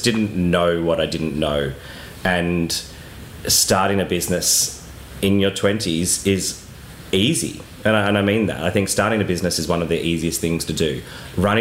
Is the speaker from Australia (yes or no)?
yes; Australia; moved away as an adult; now in Mallorca, Spain; I actually couldn't leave Australia for many, many years